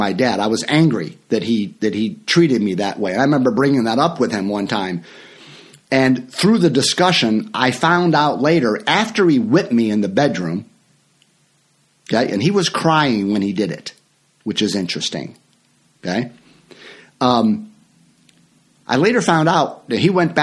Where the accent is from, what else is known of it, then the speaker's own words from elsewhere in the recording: Franklin Park, Illinois, United States; I grew up in Franklin Park, Illinois